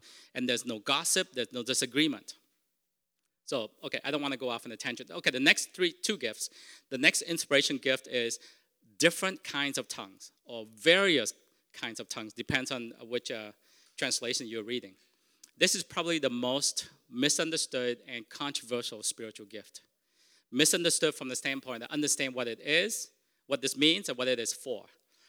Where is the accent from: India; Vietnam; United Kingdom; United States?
Vietnam; first language Vietnamese; English is a second language; moved away; Because Vietnamese is my first language. And I know this. In time of stress, I will always revert back to Vietnamese. Even though I don't speak it, I've been here for 36 years, I can count so much faster in Vietnamese.